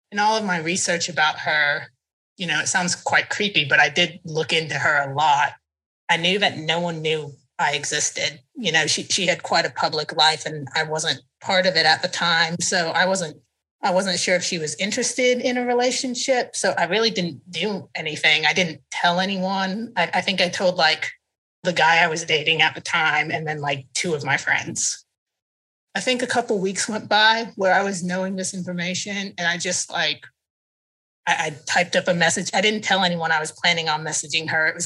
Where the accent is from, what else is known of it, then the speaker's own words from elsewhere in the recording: Nizhny Novgorod, Nizhny Novgorod Oblast, Russia; born there; I was born in Nizhny Novgorod in 1999 under the name that you know that I was given.